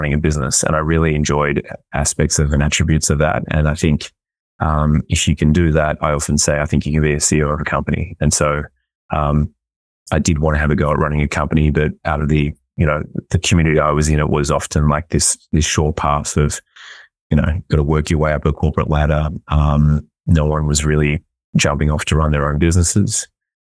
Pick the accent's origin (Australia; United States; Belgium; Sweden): Australia; Melbourne, Victoria; moved away as an adult; also born or lived in Sydney, Australia; now in Vancouver, Canada; I grew up in Melbourne in Australia